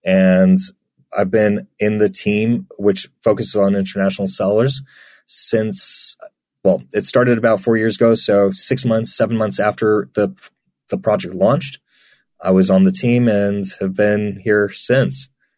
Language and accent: English; United Kingdom; now in Poland; So I've lived a very mixed life, as you can tell from my accent. I don't sound British, although I am.